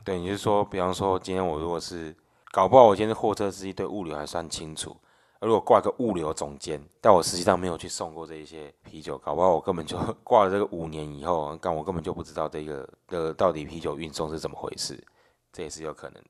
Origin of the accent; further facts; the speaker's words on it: Taiwan; 我们台湾人